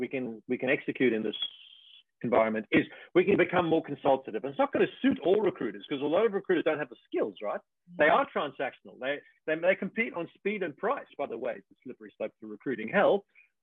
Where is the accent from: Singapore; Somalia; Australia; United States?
Australia; I'm from Australia